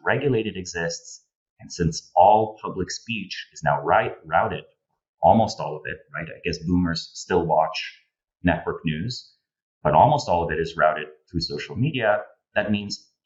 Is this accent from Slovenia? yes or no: yes; Slovenia; moved away as an adult; now in United States; I'm originally from Slovenia, moved to the United States 2014.